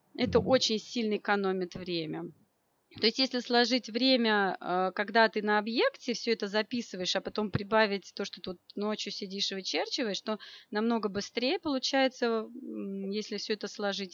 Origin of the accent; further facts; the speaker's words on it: Moscow, Russia; я из Москвы, и моя профессия архитектор